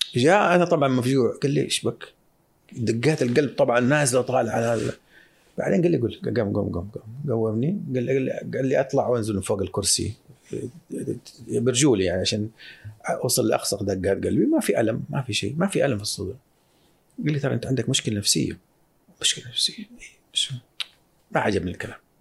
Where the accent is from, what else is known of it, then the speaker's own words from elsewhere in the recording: Saudi Arabia; كمواطن سعودي